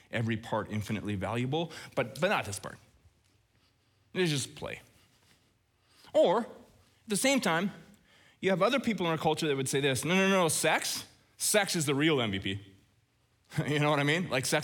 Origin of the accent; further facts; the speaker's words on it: Red Deer, Alberta, Canada; growing up in Red Deer